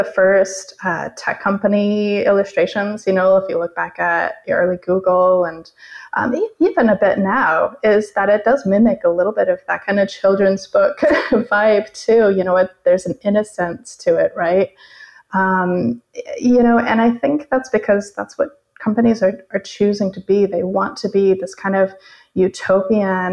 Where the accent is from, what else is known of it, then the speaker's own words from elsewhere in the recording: Arizona, United States; moved away as an adult; also born or lived in San Francisco; I grew up in Arizona, and I was going to the state university for painting and English literature.